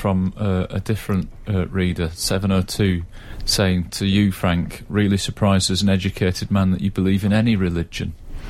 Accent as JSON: {"language": "English", "region": "Yorkshire and the Humber", "country": "United Kingdom", "accent": "Yorkshire", "said": "People hear my accent and say the Yorkshireman"}